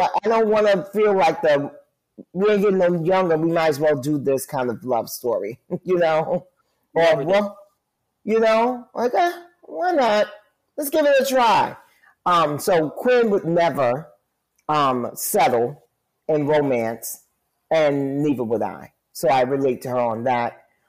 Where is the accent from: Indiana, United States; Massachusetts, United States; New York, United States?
New York, United States; New York City; born and raised in New York City